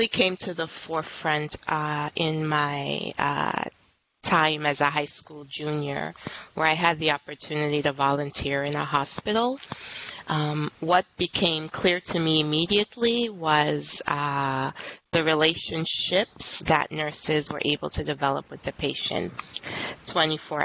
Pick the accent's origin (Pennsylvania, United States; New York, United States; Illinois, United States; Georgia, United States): New York, United States; New York City; I'm actually a native New Yorker. Born and raised in Brooklyn